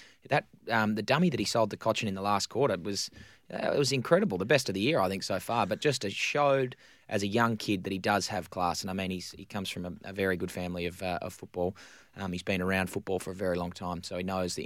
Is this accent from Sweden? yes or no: no; Victoria, Australia; moved away; growing up in Victoria